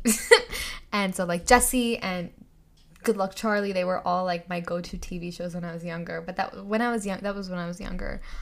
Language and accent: English; India; moved away; I grew up in India